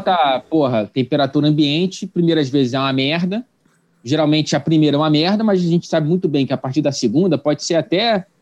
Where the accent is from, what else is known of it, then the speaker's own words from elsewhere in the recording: Brazil; also born or lived in Wichita, Kansas; no Brasil, eu e tu, a gente é branco